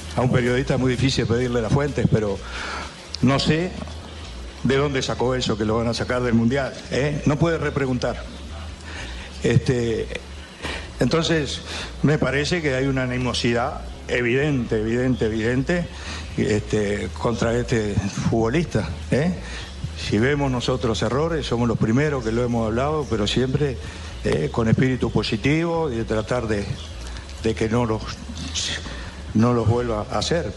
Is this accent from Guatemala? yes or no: no; Uruguay; nuestro sentir como uruguayos